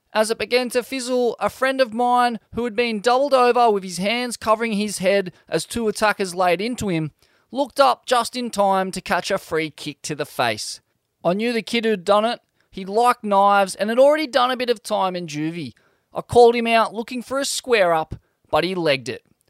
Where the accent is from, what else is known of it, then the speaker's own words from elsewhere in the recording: Sydney, New South Wales, Australia; growing up in Sydney's southeast, fights were a constant